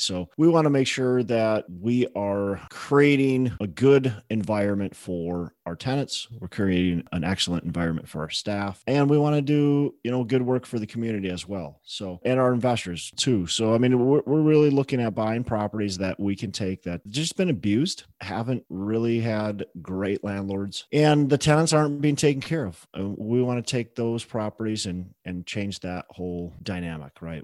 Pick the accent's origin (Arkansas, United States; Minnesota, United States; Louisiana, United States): Minnesota, United States; Minneapolis; I'm from Twin Cities.